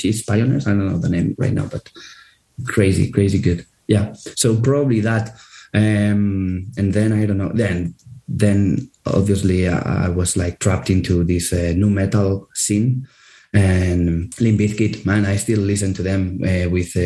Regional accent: Andorra; we are from Andorra, but we are like this Spanish, half of the band is Spanish

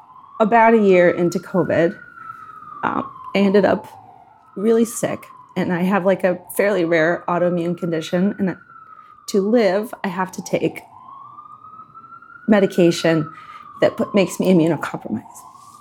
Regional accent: United States; I'm an American

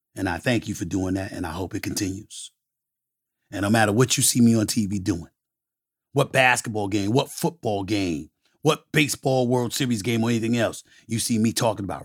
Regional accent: New York City, New York, United States; growing up in Hollis, Queens, New York

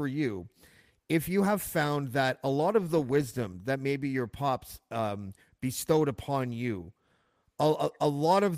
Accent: Whitby, Ontario, Canada; I grew up in Whitby

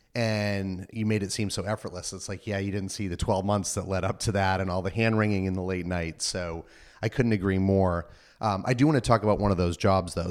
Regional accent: Northeast, United States; now in East Bay, United States; I'm from the Northeast

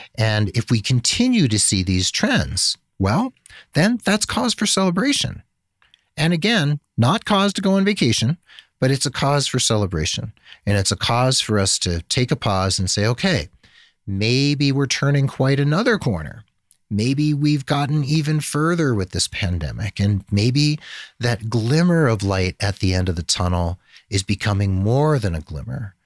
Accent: United States; also born or lived in Santa Fe, New Mexico; we privileged, spoiled Americans

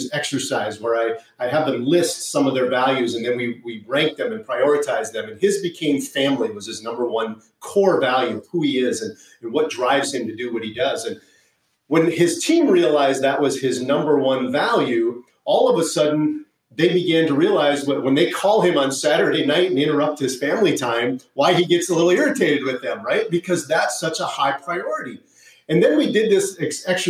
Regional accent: Upper Peninsula of Michigan, United States; moved away as an adult; I grew up in the Upper Peninsula of Michigan. That's where I was raised

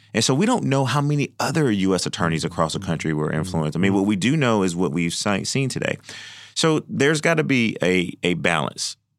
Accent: Georgia, United States; I am from Georgia.

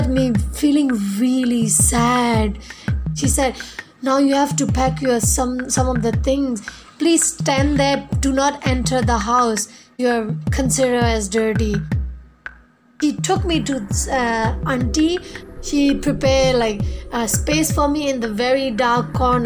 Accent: a small village in northern Shan State, Myanmar; I'm from Myanmar, a small village in northern Chan State

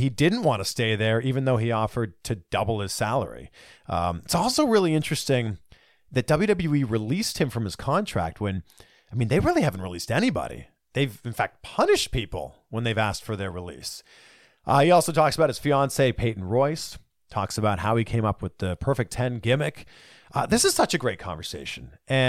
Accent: Canada; I am Canadian.

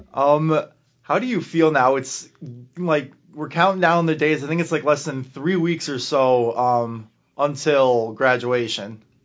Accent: Lake Bluff, Illinois, United States; I'm from Lake Bluff, like, thirty minutes from Wisconsin

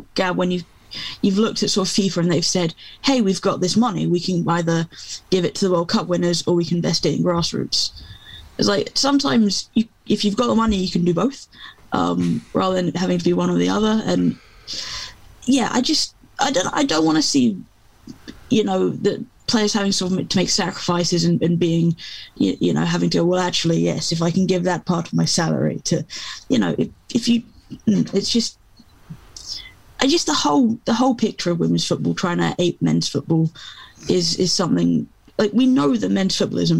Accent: England, United Kingdom; I'm English, you know, and I've grown up through the club game being king

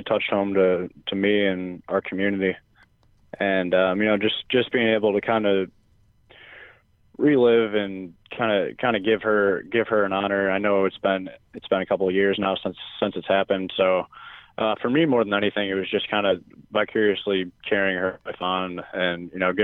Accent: Chicago, Illinois, United States; now in Philadelphia, United States; growing up in Chicago

